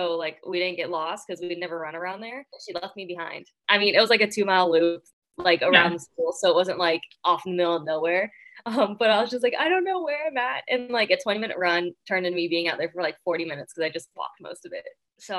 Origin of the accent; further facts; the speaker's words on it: Ohio, United States; In Central Ohio.